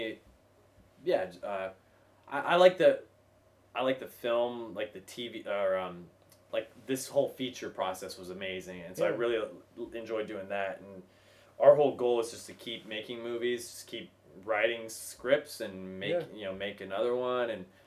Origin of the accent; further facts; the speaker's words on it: Kentucky, United States; I think I went up and said my name. … I'm from Kentucky.